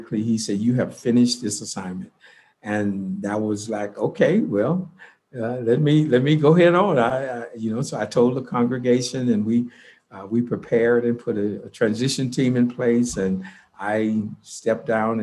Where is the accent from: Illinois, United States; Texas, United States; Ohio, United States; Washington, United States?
Texas, United States; Houston; I grew up in Houston, Texas, and in predominantly all Black neighborhood